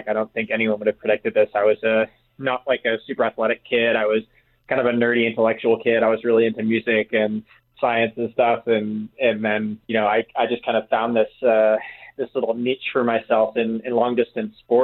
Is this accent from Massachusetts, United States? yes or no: yes; Massachusetts, United States; I actually grew up in Massachusetts, so East Coast and down at sea level